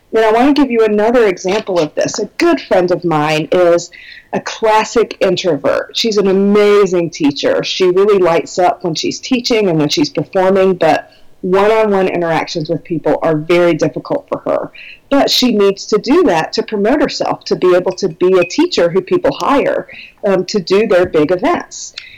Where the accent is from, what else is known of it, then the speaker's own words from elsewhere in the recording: Minnesota, United States; I am from Minnesota in the United States, and it's very cold here